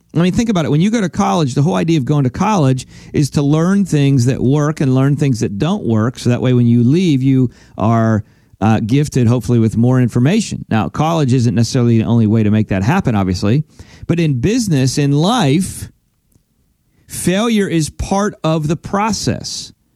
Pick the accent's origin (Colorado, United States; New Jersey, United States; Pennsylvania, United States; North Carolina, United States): Pennsylvania, United States; now in Florida, United States; I'm originally from Pennsylvania. That's where I grew up. That's where I was born and raised, and now we live in Florida.